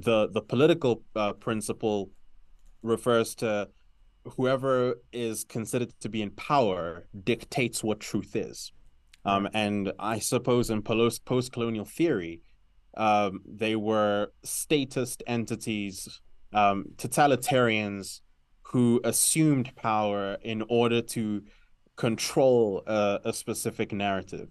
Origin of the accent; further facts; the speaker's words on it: South Africa; also born or lived in Zambia; now in Lusaka, Zambia; I'm natively Zambian. Uh, grew up in South Africa, grew up in a very, uh, sort of multicultural community. uh, which is why my accent might sound a little complex